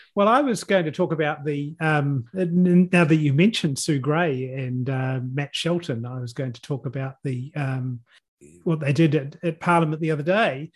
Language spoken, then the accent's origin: English; Hawke's Bay, New Zealand; now in Auckland, New Zealand; I grew up in Hawke's Bay and now live in Auckland